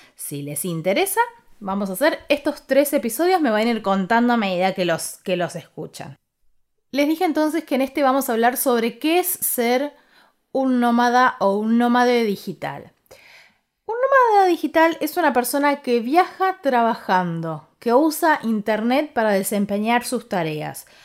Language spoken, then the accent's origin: Spanish; Ushuaia, Tierra del Fuego, Argentina; now in Buenos Aires, Argentina; me fui a Ushuaia, que es de donde soy yo